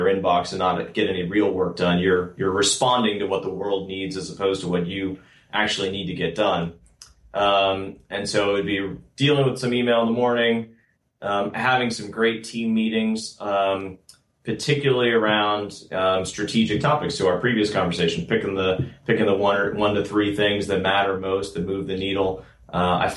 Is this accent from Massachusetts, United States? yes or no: yes; outside of Boston, Massachusetts, United States; also born or lived in Austin, Texas; now in Bay Area, United States; I grew up outside of Boston.